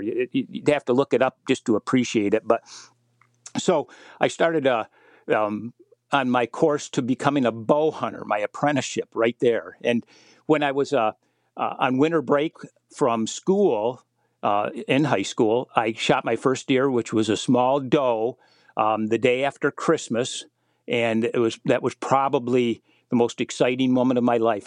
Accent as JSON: {"language": "English", "region": "Michigan", "country": "United States", "tie": "born or raised there", "said": "my home state of Michigan"}